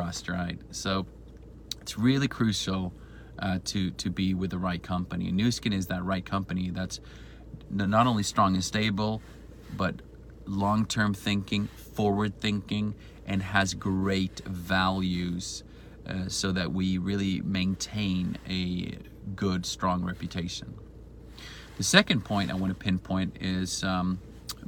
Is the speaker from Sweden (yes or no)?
yes; Sweden; also born or lived in Spain; I'm originally from Sweden.